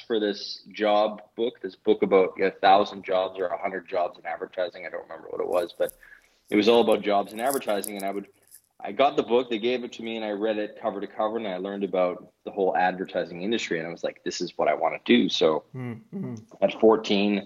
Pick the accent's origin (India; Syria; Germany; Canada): Canada; moved away as an adult; now in Denmark; I'm Canadian originally